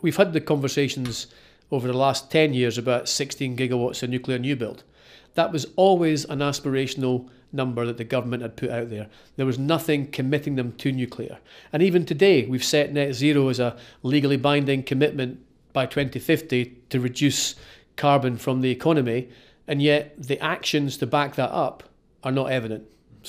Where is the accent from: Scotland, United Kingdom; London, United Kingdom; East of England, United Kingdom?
Scotland, United Kingdom; Kirkcaldy; Well, I grew up in Kirkcaldy, in Fife, on the east coast of Fife, and that's where I went to school.